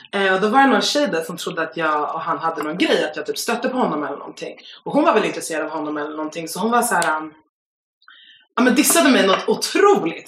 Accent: Stockholm, Stockholm County, Sweden; Jag är en tjej från Stockholm

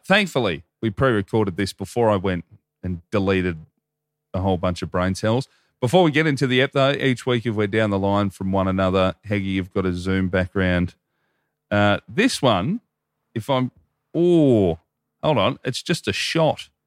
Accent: Hoppers Crossing, Victoria, Australia; I grew up in Hoppers, like, forty, forty-five minutes out of Melbourne

